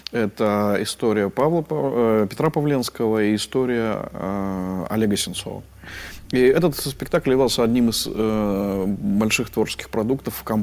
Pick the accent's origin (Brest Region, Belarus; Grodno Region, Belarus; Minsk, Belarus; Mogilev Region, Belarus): Minsk, Belarus; born there; Я один родился в, в, в Минске из всей семьи.